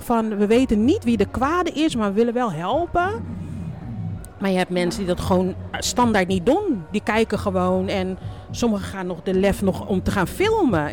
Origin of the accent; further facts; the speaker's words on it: Groningen, Netherlands; now in Rotterdam, Netherlands; mijn kindertijd heb ik in Groningen doorgebracht